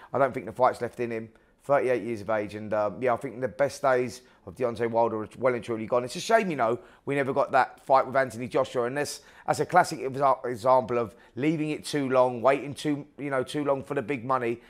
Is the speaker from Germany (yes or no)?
no; United Kingdom; British fight fans over here